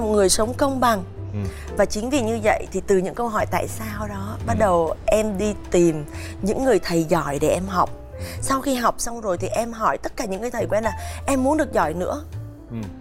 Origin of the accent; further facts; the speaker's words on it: Southern Vietnam, Vietnam; accent: mix of northern and southern; also born or lived in Hanoi; em được đặc biệt là gốc là gái Hà Nội à. nhưng em lại lớn và trưởng thành ở trong miền nam à. nên cái giọng của em nó lại pha giữa vùng miền bắc và nam